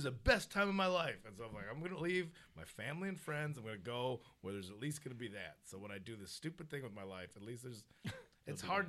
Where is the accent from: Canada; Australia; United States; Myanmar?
United States; Addison, Illinois; now in Los Angeles, United States; Chicago. Just outside. I'm the burbs, but I, you know, you gotta play in the city.